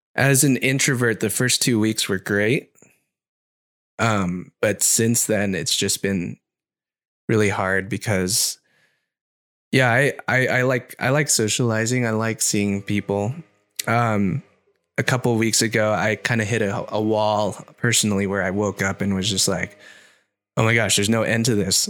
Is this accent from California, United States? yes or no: yes; Orange County, California, United States; I grew up in Orange County, which is not very Asian.